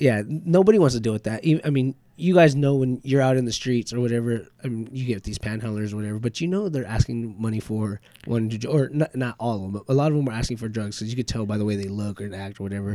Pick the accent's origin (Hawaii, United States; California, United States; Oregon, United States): California, United States; Bakersfield; also born or lived in Lamont; I was born in Bakersfield. Yeah, I mean, moved to Lamont, but Lamont's still big